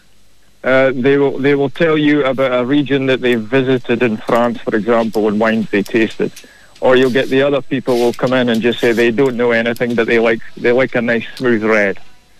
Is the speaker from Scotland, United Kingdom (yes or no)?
yes; Scotland, United Kingdom; moved away as an adult; also born or lived in Western Cape, South Africa; now in Kilkenny, Ireland; Yeah, well, I'm originally from Scotland, but I went down to South Africa in 2012, where I met Gabby. I was in the Western Cape